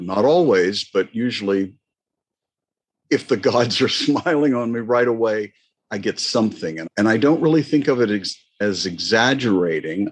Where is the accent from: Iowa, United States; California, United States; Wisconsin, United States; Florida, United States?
Florida, United States; I grew up in Florida